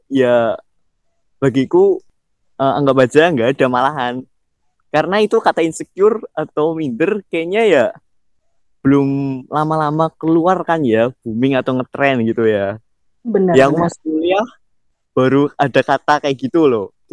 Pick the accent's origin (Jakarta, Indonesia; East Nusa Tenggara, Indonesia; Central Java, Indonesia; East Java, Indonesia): Central Java, Indonesia; Banyumas; Aku kan dari Banyumas aja nih. Banyumas itu benar bener hmm. banyak di tempat wisata alamnya. Itu pun dari aku kecil sampai sekarang belum semuanya aku jelajahin.